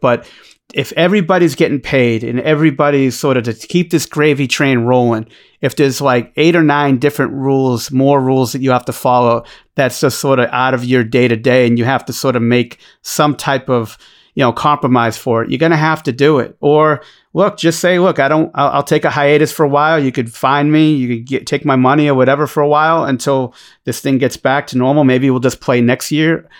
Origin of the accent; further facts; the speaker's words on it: Boston, Massachusetts, United States; accent: Boston; my Boston accent's